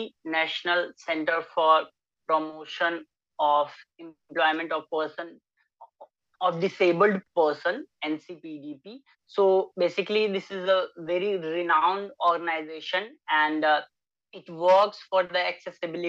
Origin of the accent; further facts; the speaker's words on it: Kolua, Bihar, India; also born or lived in Bettiah, Bihar; I hail from West Champaran, Bihar. There is a small village, Kolua. So I spent most of my time there